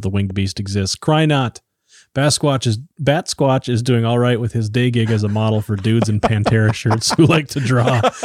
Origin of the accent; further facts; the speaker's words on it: Iron Range, Minnesota, United States; moved away; I grew up on the Iron Range